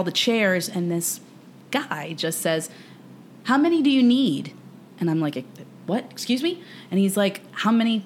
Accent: Miami Shores, Florida, United States; I'm from Miami Shores, and I'm, like, 305 till

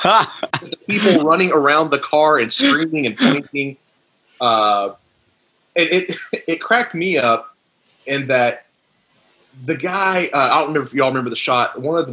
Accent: United States; I'm an American.

